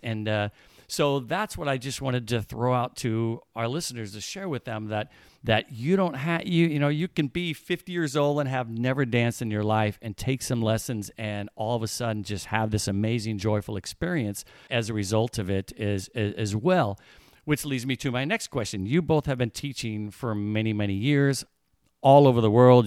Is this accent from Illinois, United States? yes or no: yes; Illinois, United States; I grew up in Illinois. I'm a Midwestern boy